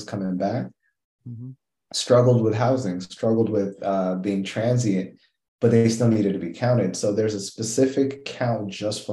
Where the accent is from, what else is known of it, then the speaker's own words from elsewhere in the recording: Kenya; I'm Kenyan